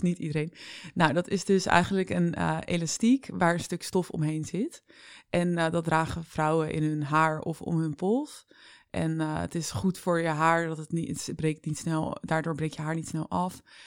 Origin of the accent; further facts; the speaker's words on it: Vlaardingen, South Holland, Netherlands; now in Amsterdam, Netherlands; ik ben opgegroeid in Vlaardingen met mijn ouders ook.